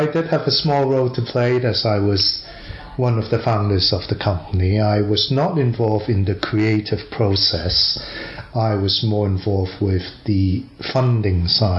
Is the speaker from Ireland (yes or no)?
no; Hong Kong; from Hong Kong